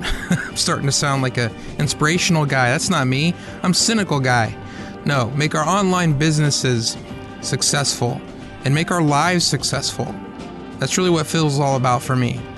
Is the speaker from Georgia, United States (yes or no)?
yes; Atlanta, Georgia, United States; also born or lived in Chattanooga, Tennessee; I was born in Chattanooga, but then my parents moved down to Atlanta about a year later